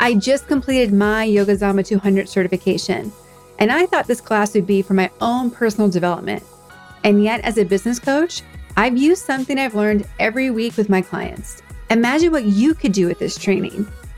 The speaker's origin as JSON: {"language": "English", "region": "East Coast", "country": "United States", "also_born_or_lived": "California", "said": "I'm from the East Coast originally, but I've gone back and forth between California and someplace on the East Coast most of my life, and even lived abroad."}